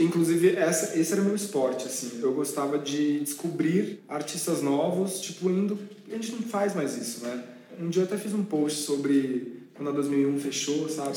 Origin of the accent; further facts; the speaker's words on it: São Paulo, Brazil; na minha terrinha